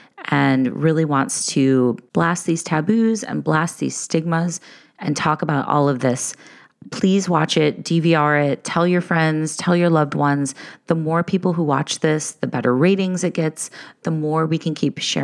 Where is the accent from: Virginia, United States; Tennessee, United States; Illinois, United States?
Illinois, United States; Chicago; I grew up in Chicago